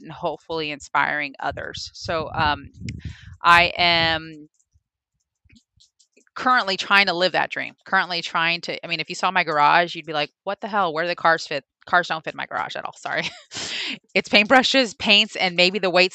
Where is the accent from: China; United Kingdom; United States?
United States; Los Angeles, California; moved away as an adult; now in Houston, United States; Originally from Los Angeles, but a Southern girl at heart